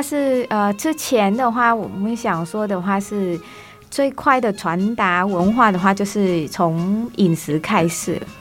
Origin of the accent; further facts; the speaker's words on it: Vietnam; first language Vietnamese; Chinese is a second language; moved away as an adult; also born or lived in Taiwan; now in Taipei, Taiwan; 去了解我们自己母语本身的结构和根源，让我传达出去的话，他们还更能够专业地理解这个越南语